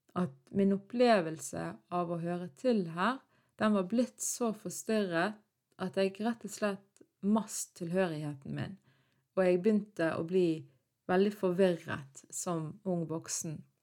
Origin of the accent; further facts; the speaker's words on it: Norway; jeg var født og oppvokst i Norge